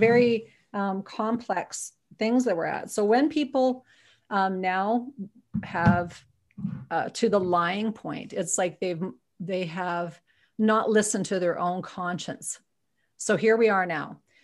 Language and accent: English; Viking, Alberta, Canada; now in Edmonton, Canada; I'm originally from Viking, Alberta, for real, on a farm